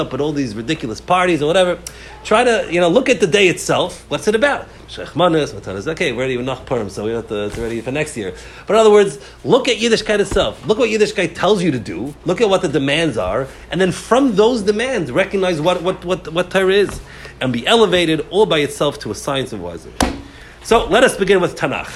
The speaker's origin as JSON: {"language": "English", "country": "United States", "tie": "born or raised there", "said": "we grew up in America. We're speaking English."}